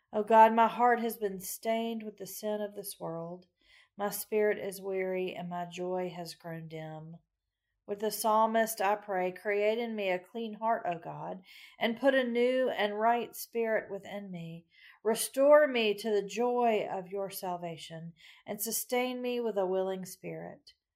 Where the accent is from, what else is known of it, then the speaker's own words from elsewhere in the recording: Macon, Georgia, United States; Growing up in Macon